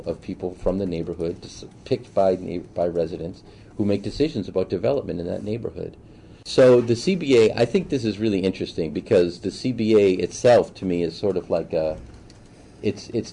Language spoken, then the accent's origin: English; Boston, Massachusetts, United States; now in Chicago, United States; Born and raised in Boston, went to Suffolk University for undergrad.